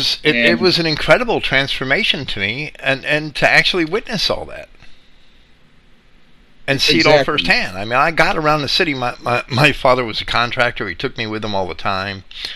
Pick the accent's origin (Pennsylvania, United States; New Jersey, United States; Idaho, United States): New Jersey, United States; Jersey City; I grew up in Jersey City, right?